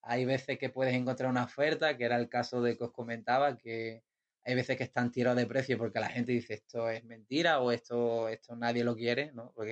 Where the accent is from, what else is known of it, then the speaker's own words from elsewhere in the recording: Spain; now in Portugal; ahora estoy aquí en Portugal y tenía intenciones de volverme a España por unas cosillas y demás. Y bueno, ahora supongo que me tocará volver a mi